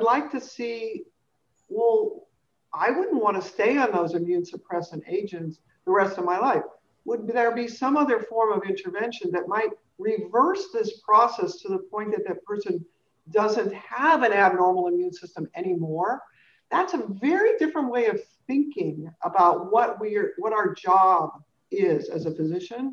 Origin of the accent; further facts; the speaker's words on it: California, United States; I grew up in California